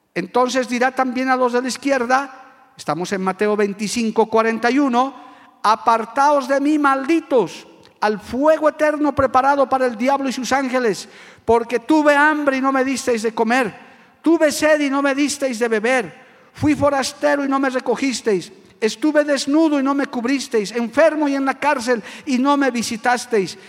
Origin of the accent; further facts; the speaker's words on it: Bolivia; como bolivianos